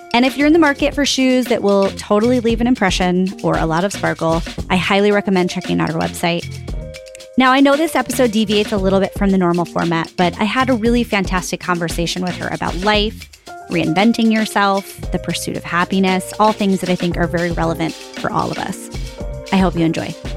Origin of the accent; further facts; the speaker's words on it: Northeast, United States; we're schlubs from the Northeast